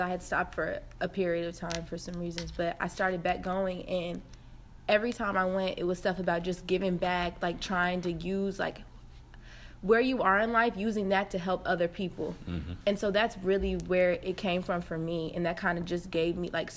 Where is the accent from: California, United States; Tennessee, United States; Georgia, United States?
Georgia, United States; Atlanta; moved away; I'm from Atlanta, Georgia